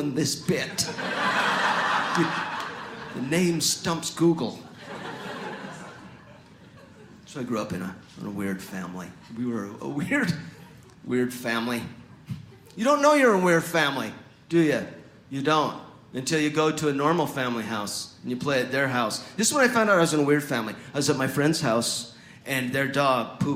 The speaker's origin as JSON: {"language": "English", "town": "Mapleton", "region": "Utah", "country": "United States", "tie": "born or raised there", "also_born_or_lived": "Germany", "moved": "yes", "said": "here in Mapleton, Utah, where I grew up, they never pronounce"}